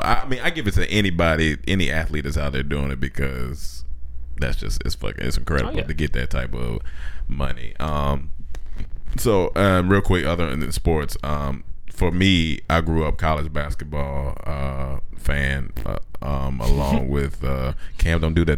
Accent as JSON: {"language": "English", "area": "Chapel Hill", "region": "North Carolina", "country": "United States", "tie": "born or raised there", "said": "it's my hometown"}